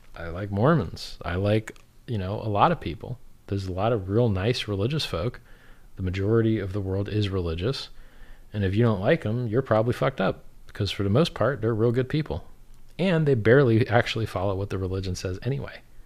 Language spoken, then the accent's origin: English; South Florida, United States; I'm from South Florida